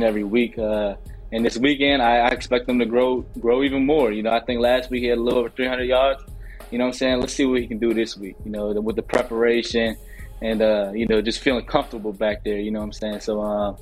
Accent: Virginia, United States; moved away; also born or lived in Baltimore; I'm from Virginia, with the school in Baltimore, but so I don't really have that Baltimore accent

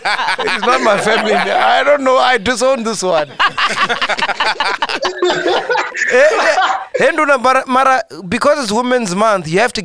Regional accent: Siloam, Limpopo, South Africa; I was born in Silom.

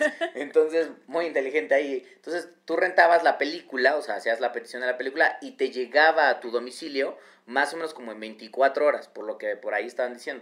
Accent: Mexico

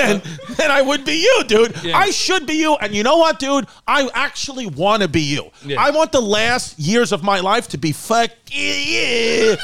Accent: New York City, New York, United States; that's where I'm from, Ridgewood.

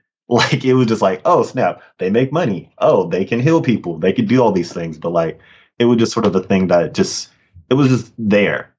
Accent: Sacramento, California, United States; also born or lived in Richmond, California; I grew up in in Sacramento and Richmond in many ways. But yeah, yep, a Northern California kid

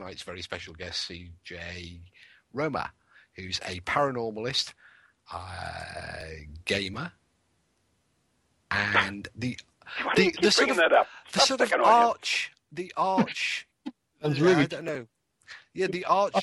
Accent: England, United Kingdom; I'm English

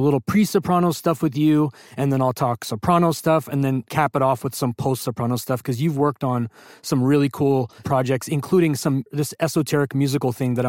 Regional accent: California, United States; I'm an Indian lawyer from California

